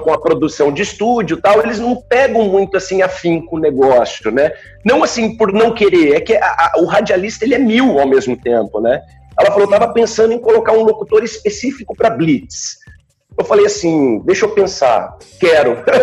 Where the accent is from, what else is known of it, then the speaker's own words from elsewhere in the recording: Bauru, São Paulo, Brazil; also born or lived in Araraquara; Eu não sou bauruense, mas me naturalizo bauruense, não né? nasci em Araraquara, mas moro em Bauru desde pequeno